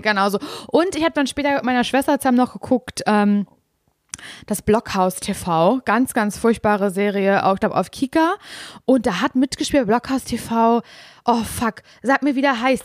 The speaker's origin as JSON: {"language": "German", "region": "Berlin", "country": "Germany", "said": "ich bin ja Großstadtgöre, ich denke mir so, hä, mit unfreundlichen Leuten kenne ich mich wirklich sehr gut aus, ich komme aus Berlin"}